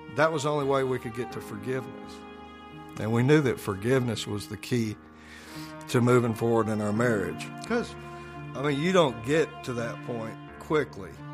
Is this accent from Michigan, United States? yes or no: no; Jackson, Mississippi, United States; Born in Jackson, Mississippi. It's kind of a mid sized southern town. Raised Presbyterian